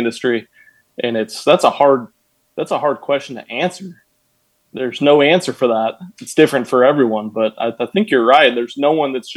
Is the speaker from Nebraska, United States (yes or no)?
yes; Nebraska, United States; I'm from Nebraska.